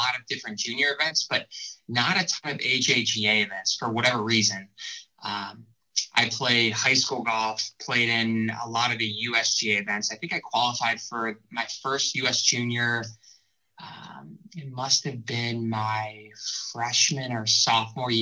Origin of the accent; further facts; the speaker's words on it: Ohio, United States; also born or lived in Columbus, Ohio / Cleveland, Ohio; I grew up in Ohio, was born in Columbus and spent 10 years in Columbus, another 10 years in Cleveland